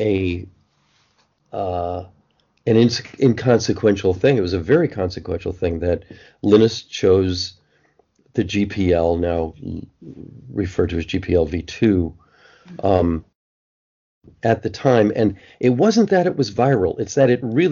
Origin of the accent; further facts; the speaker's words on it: East Coast, United States; also born or lived in Boston; I'm an East Coast guy, I guess. I was born on the East Coast